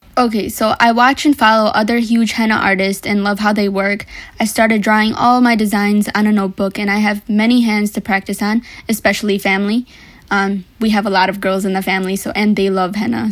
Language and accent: English; Madison Heights, Michigan, United States; also born or lived in Detroit, Michigan / Sylhet, Bangladesh (family); I was born in Detroit, Michigan, actually, and I moved from there when I was five to Madison Heights